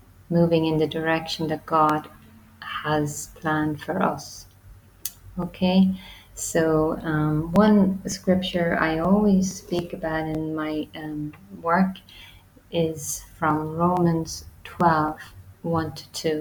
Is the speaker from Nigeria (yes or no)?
no; Ireland; I'm from Ireland